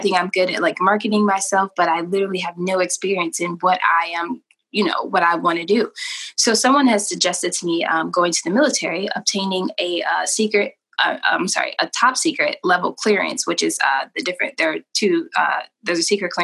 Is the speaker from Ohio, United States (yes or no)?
yes; Cleveland, Ohio, United States; I am from Cleveland, Ohio